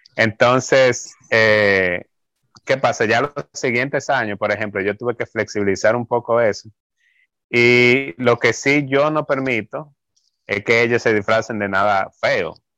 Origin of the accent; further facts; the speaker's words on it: Santo Domingo, Dominican Republic; moved away as an adult; vengo de Santo Domingo y que vengo de, ser miembro de la iglesia